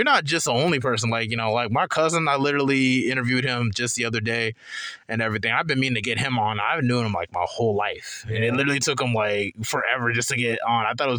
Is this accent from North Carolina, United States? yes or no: yes; Charlotte, North Carolina, United States; I'm from East Side Charlotte